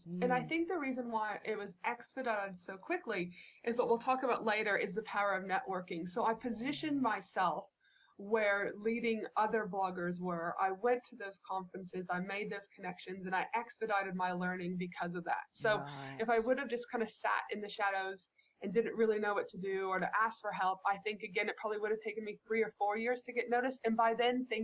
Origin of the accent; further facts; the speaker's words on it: Canada; back when I was a child growing up in Canada, so many of my fondest memories are outside making, you know, snow angels